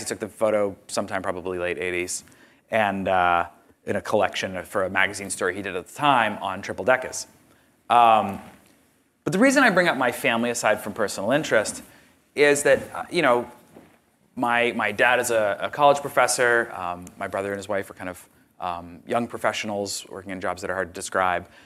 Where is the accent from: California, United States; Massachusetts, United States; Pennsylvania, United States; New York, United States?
Massachusetts, United States; Boston; I grew up in Boston, uh, specifically the Dorchester area and, and suburbs around there, in the eighties and nineties.